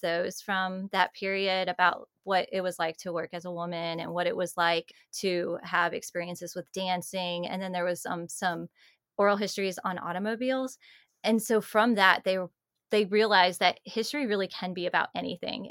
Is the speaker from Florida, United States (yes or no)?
no; Georgia, United States; I'm from Georgia